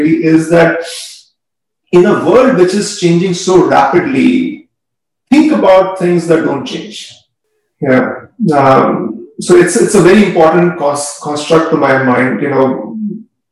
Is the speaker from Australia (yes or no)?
no; India; growing up in India